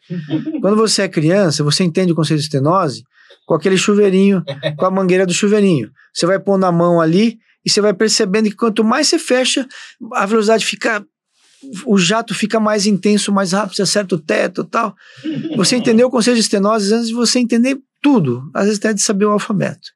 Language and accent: Portuguese; Londrina, Paraná, Brazil; moved away as an adult; eu sou de Londrina, no Paraná. É, sempre, sempre morei